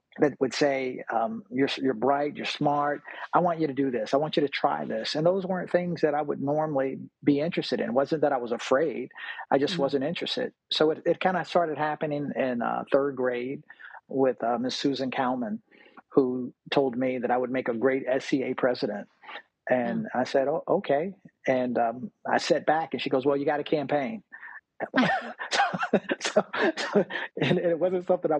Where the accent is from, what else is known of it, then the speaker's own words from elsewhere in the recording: Virginia Beach, Virginia, United States; I'm from Virginia, Virginia Beach, Virginia